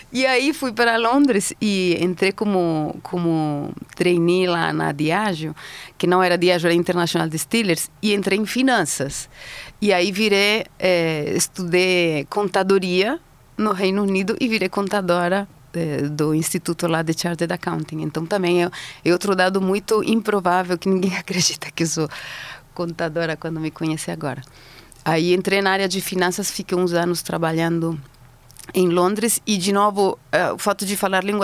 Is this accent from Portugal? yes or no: no; Madrid, Community of Madrid, Spain; Portuguese is a second language; also born or lived in Basque Country; Bom, eu sou espanhola, tenho 52 anos, nasci no norte da Espanha, no País Basco, numa cidadezinha minúscula que se chama Goibar. E fui para Madrid logo depois com os meus pais e cresci em Madrid, em volta de Madrid, na verdade, perto de Madrid.